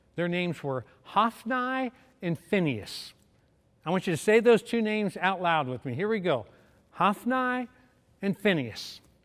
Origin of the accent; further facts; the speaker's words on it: Louisville, Kentucky, United States; I was from Louisville, Kentucky